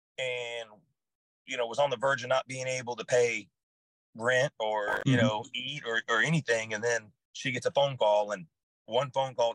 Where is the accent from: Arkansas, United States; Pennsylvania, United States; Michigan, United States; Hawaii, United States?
Hawaii, United States; I grew up in Hawaii. I moved back to Hawaii out of high school, and I actually turned 21 while I was in Hawaii. So I'm a beach bum at heart.